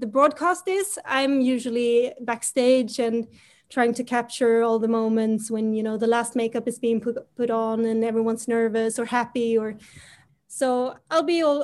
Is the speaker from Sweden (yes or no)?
yes; Sweden; I grew up here in Sweden and I grew up with Melodifestivalen